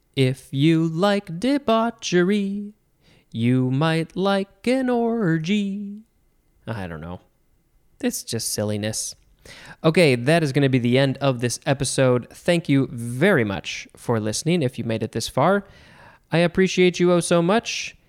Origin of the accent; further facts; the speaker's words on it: United States; I, as an American, have grown up saying debris